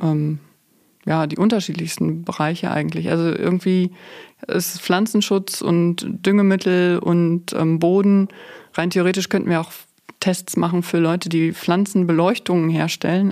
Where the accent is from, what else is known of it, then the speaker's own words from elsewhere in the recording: Münsterland, North Rhine-Westphalia, Germany; ich komme hier aus dem Münsterland.